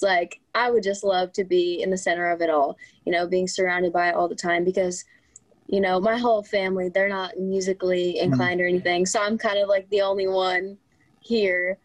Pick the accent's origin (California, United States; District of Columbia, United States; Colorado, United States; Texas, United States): California, United States; Southern; also born or lived in Riverside, California; I've moved around a little bit, but always in Southern California